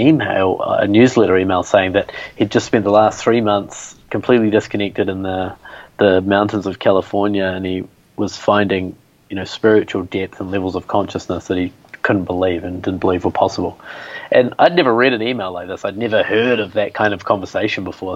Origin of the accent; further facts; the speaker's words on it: New Zealand; moved away; growing up in New Zealand, middle class